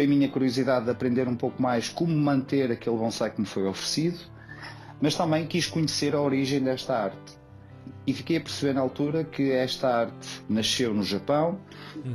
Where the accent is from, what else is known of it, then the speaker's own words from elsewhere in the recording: Porto, Norte, Portugal; sou natural do Porto